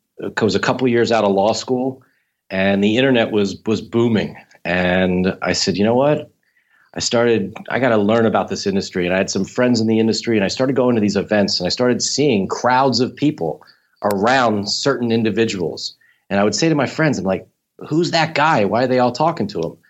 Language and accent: English; Philadelphia, Pennsylvania, United States; growing up in Philadelphia